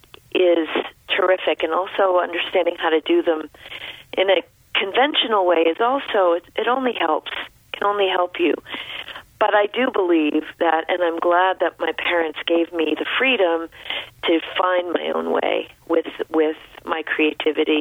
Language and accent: English; Rumford, Maine, United States; I grew up in rural Rumford Point, so it was very close to the Bethel area